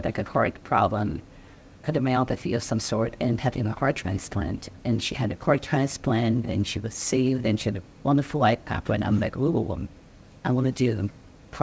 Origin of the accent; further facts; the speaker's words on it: Cameroon; also born or lived in Bridgeport; now in United States; So I grew up in Cameroon, which is not like the U.S.